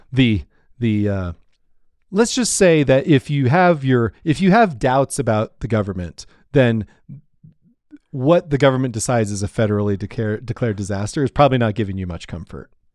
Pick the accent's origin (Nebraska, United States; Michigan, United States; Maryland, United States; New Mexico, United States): Nebraska, United States; I grew up in Nebraska, uh, you know, on the, on the Great Plains